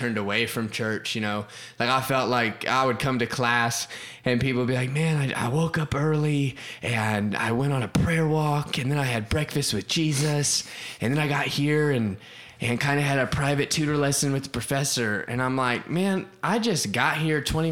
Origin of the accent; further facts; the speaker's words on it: Florida, United States; also born or lived in Ohio; now in Oklahoma, United States; I grew up in Florida, and my dad was a pastor, and so I grew up in Florida. I spent a little bit of time living in Ohio when I was a kid